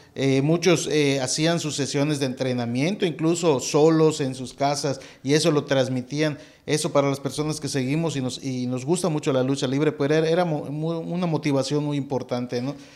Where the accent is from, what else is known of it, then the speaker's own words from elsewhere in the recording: Mérida, Yucatán, Mexico; yo soy de Mérida